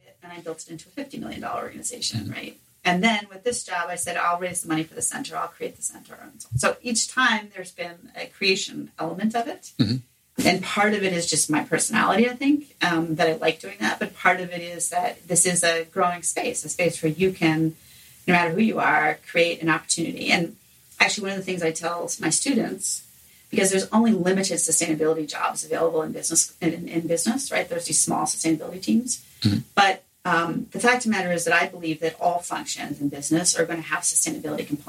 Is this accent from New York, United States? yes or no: yes; New York City, New York, United States; I grew up in New York City